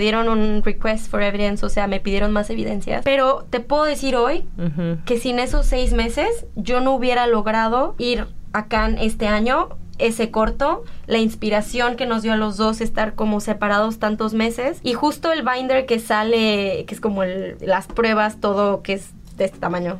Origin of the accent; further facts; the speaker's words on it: Mexico; moved away; como mexicanos